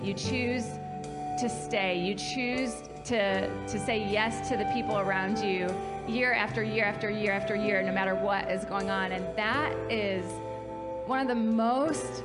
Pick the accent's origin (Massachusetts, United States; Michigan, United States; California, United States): Michigan, United States; Kalamazoo; moved away as an adult; now in South Carolina, United States; I grew up in Kalamazoo and was a part of this church from age 10 to age 37, and it's just home for us